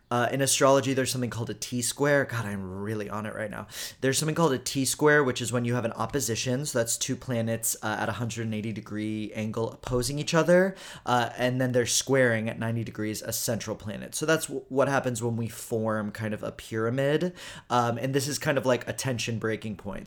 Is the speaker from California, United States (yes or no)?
no; Houston, Texas, United States; I'm from Houston